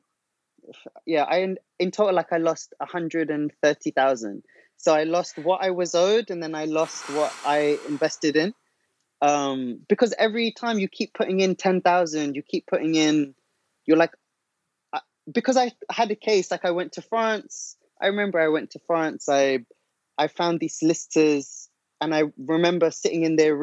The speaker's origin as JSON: {"language": "English", "region": "London", "country": "United Kingdom", "said": "I'm from Northwest London"}